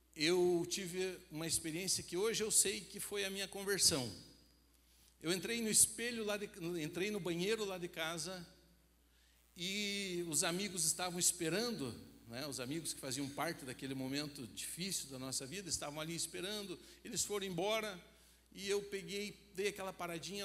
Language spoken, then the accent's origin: Portuguese; Rio Branco do Sul, Paraná, Brazil; na minha cidade, como eu falei, é uma cidade pequena